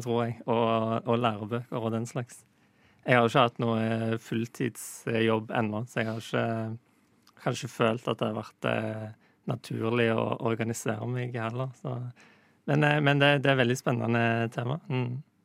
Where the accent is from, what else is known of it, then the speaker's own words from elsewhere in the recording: Western Norway, Norway; Jeg kommer jo ikke fra Østlandet, jeg kommer fra Vestlandet